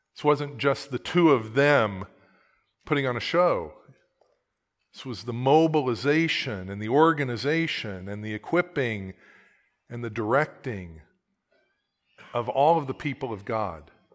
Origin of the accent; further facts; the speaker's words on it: Oklahoma, United States; I am from Oklahoma